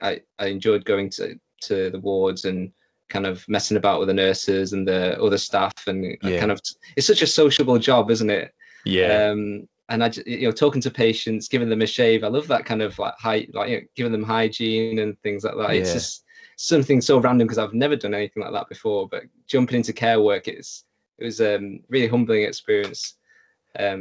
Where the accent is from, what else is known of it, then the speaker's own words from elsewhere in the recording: Lancaster, North West England, United Kingdom; Being from Lancaster, it was, you know, growing up in the same place.